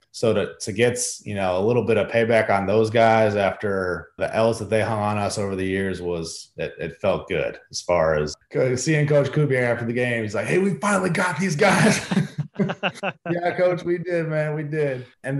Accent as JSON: {"language": "English", "town": "Chicago", "region": "Illinois", "country": "United States", "tie": "born or raised there", "moved": "yes", "said": "as a kid growing up in Chicago"}